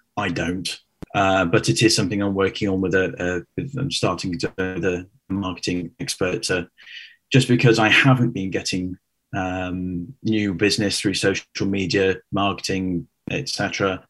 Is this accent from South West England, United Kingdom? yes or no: yes; Cheltenham, South West England, United Kingdom; moved away as an adult; also born or lived in London; 2004, moved to London from where I grew up in Cheltenham.